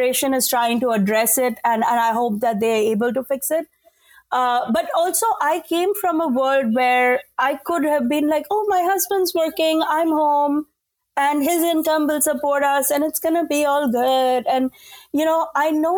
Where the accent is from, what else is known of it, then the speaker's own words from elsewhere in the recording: India; moved away; as an Indian woman